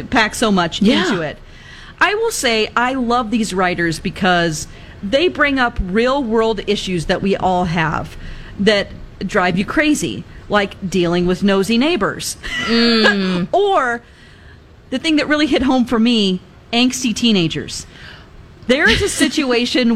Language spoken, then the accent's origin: English; Ozark, Missouri, United States; now in Minnesota, United States; I'm from Ozark, Missouri